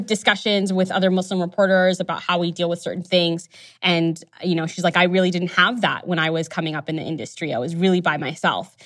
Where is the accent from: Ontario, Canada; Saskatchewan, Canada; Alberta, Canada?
Ontario, Canada; Toronto; growing up in Toronto